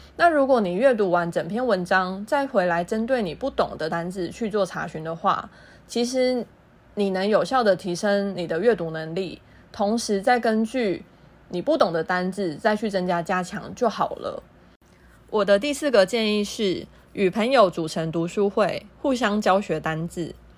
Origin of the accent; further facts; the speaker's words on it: Taiwan; also born or lived in Thailand; 一对台湾姐妹